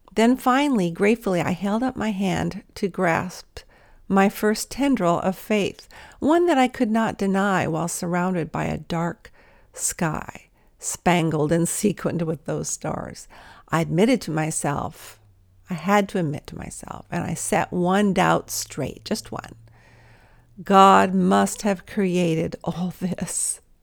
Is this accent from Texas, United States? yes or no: no; Los Angeles, California, United States; I was from L A where there were stars of the Hollywood variety